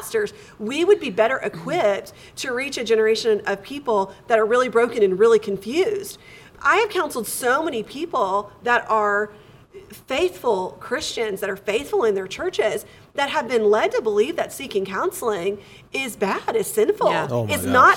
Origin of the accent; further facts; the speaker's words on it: Texas, United States; born in Texas. I've been here my whole life.